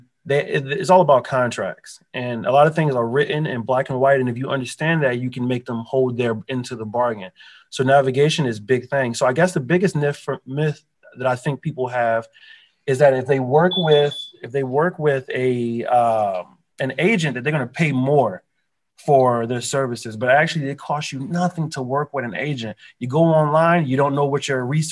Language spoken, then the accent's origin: English; Philadelphia, Pennsylvania, United States; now in Southwest Florida, United States; I'm actually from Philadelphia. And I was born, I'm from Philly.